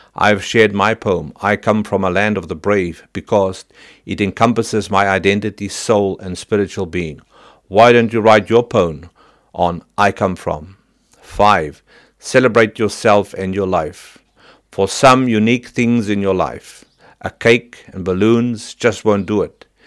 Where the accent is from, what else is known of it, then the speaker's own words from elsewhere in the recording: Virginia, Free State, South Africa; now in New Zealand; I come from Saiplas and Harmony, Virginia, in the Free State, where the large wheels of Harmony Gold Mining Company used to spin, where Dad worked many long hours